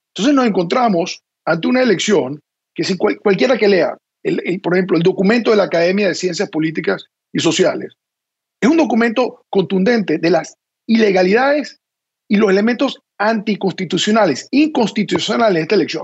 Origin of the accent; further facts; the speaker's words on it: Venezuela; now in Washington, United States; nuestro país